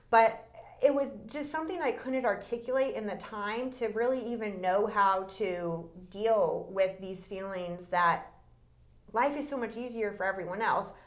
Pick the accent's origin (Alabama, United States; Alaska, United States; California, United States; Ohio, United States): California, United States; born there; also born or lived in Texas / Louisiana; I was born in Northern California. Um, we were there for about two years, and then we moved to Texas. We were there for six, then back to California, then to Louisiana, then back to California.